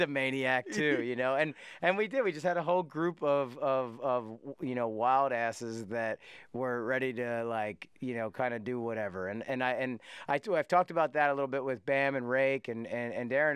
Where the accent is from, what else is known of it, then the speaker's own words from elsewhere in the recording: West Chester, Pennsylvania, United States; We grew up in Westchester, Pennsylvania.